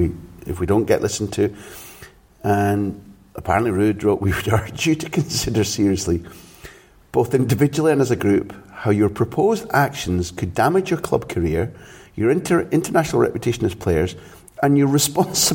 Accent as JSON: {"language": "English", "area": "Scot", "region": "Scotland", "country": "United Kingdom", "said": "As a Scot"}